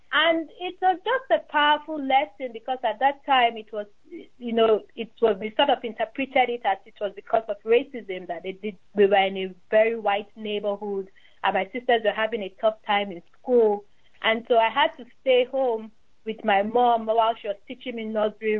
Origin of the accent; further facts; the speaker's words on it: Nigeria; moved away as an adult; also born or lived in England; now in United States; I'm a Nigerian. I'm a Nigerian immigrant. I'm from Nigeria.